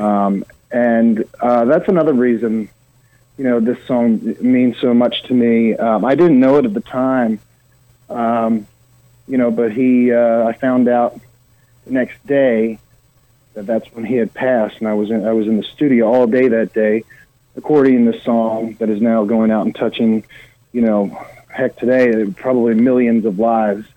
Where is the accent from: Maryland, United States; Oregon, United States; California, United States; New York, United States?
Maryland, United States; Eastern Shore of; moved away as an adult; also born or lived in Baltimore, Maryland; now in Nashville, United States; I'm from the Eastern Shore of Maryland